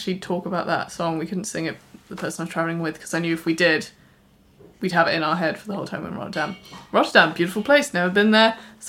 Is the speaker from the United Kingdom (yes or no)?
yes; England, United Kingdom; I was wilting summer English rose